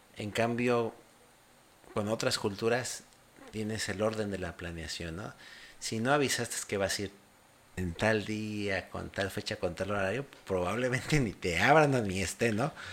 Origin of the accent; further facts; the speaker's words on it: Mexico; moved away as an adult; now in Paraguay; soy mexicano porque nací ahí, pero ahora estoy en Paraguay